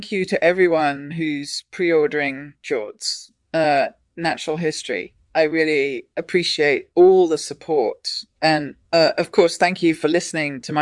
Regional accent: Austria; I grew up in Austria, which has a lot of fjords, so I've seen firsthand how they've been impacted by human populations and climate change.

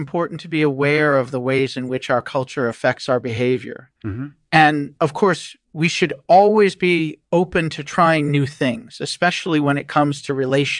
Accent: New York City, New York, United States; Well, I'm from New York City, and I've been a journalist for over 30 years.

